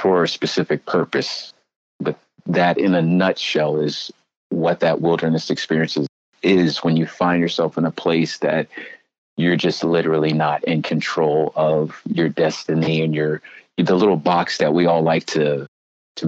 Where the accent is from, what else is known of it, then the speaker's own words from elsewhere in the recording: Felton, Delaware, United States; moved away as an adult; now in Bridgeport, United States; Originally, I'm from Felton, Delaware. It's a small town in Delaware.